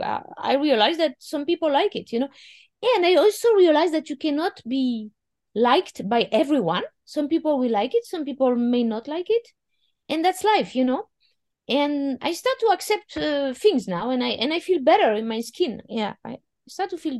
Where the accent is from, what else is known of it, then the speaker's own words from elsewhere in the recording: Paris, Île-de-France, France; accent: French; first language French; English is a second language; moved away as an adult; also born or lived in America; now in New York, United States; I'm French and I'm from Paris